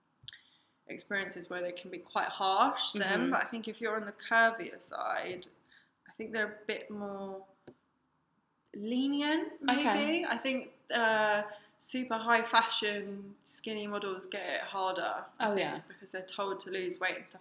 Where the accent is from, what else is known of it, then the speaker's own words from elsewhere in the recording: Eastbourne, South East England, United Kingdom; also born or lived in Lewes; I went to Lewis College and I'm from Eastbourne